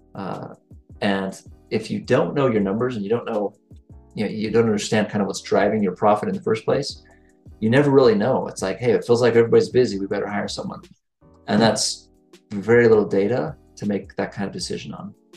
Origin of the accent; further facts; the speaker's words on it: near Salt Lake City, Utah, United States; also born or lived in Brazil; Grew up here, right near Salt Lake. Uh, haven't fallen too far from the tree. I did uh, live in Brazil for a year and a half, so that was sort of different. But outside of that, I've I've been here in Utah my whole life